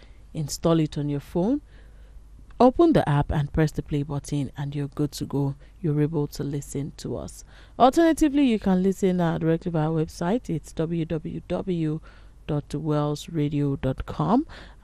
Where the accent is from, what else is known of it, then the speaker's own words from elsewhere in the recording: Nigeria; you know, talking about as a Nigerian woman, you know, you cannot